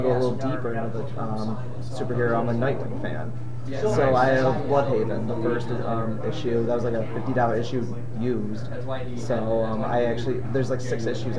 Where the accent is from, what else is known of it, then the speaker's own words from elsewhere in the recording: Syracuse, New York, United States; I'm from Syracuse, New York.